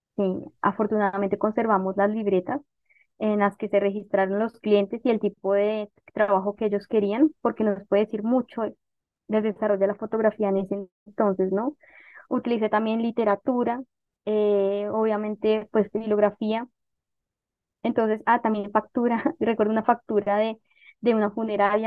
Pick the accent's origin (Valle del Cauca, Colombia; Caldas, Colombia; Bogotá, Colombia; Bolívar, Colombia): Bogotá, Colombia; yo nací en Bogotá, siempre viví en Bogotá